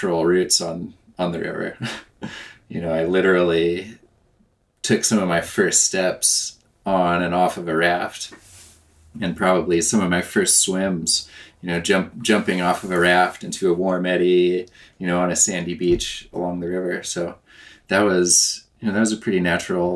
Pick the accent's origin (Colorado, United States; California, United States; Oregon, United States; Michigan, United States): Oregon, United States; southern; I grew up in southern Oregon, close to the Rogue